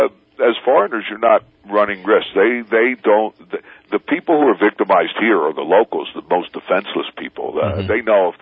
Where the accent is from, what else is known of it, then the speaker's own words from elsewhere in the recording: New York City, New York, United States; moved away as an adult; now in Guatemala; I'm from New York.